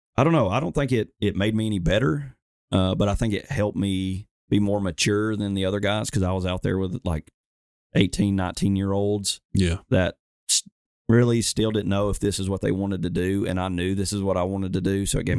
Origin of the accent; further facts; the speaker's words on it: Alabama, United States; I'm from Alabama